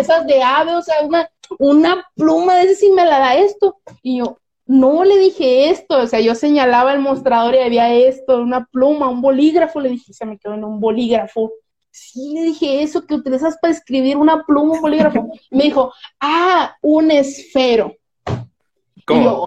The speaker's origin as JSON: {"language": "Spanish", "town": "Mazatlán", "region": "Sinaloa", "country": "Mexico", "tie": "born or raised there", "also_born_or_lived": "Colombia", "accent": "Sinaloan", "said": "aquí en Sinaloa tenemos un acento muy grande. O sea, yo imagínate, yo, una persona que jamás se había salido de mi rancho, Mazatlán"}